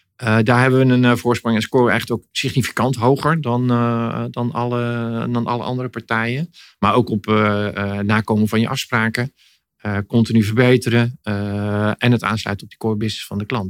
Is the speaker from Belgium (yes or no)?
no; Netherlands; kunnen we dat als Nederlanders